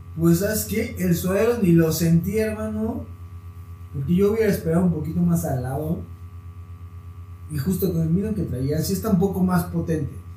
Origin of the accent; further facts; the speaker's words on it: Mexico; como mexicano